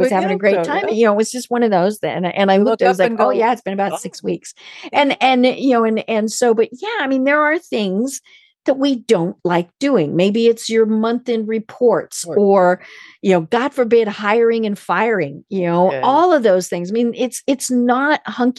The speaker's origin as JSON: {"language": "English", "region": "Colorado", "country": "United States", "said": "I'm from Colorado."}